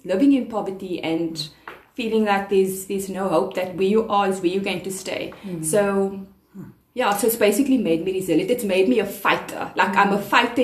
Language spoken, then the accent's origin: English; Cape Town, Western Cape, South Africa; I grew up on the Cape Flats